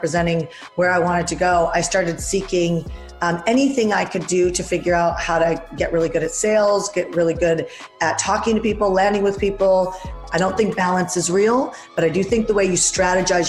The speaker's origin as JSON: {"language": "English", "town": "Vancouver", "region": "British Columbia", "country": "Canada", "moved": "yes", "lives_now": "United States", "said": "I'm Canadian from Vancouver, Canada"}